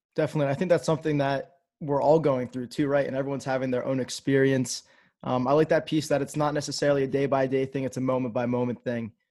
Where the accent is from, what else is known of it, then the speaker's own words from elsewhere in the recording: New Hampshire, United States; I'm actually from New Hampshire